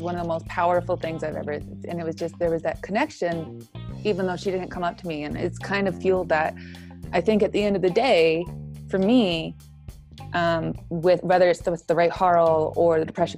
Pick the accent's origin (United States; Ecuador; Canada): Canada; Edmonton, Alberta; I grew up in Edmonton and I was part of Kokopelli, a choir there.